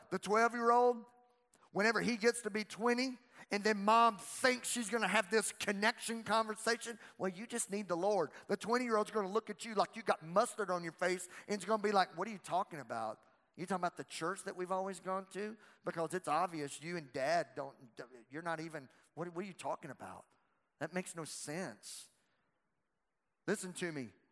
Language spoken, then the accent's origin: English; Louisiana, United States; I'm from Louisiana